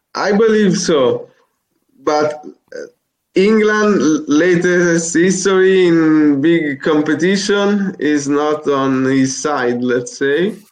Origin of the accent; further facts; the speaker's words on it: Italy; accent: Italian; English is a second language; I, am born in Italy, as you can hear from my accent. But actually, my father is French.